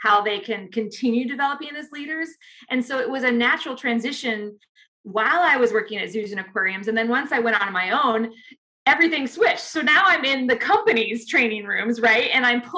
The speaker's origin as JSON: {"language": "English", "town": "Chicago", "region": "Illinois", "country": "United States", "tie": "born or raised there", "said": "I grew up in Chicago, and I, you know, was the little girl that lived along the Great Lakes"}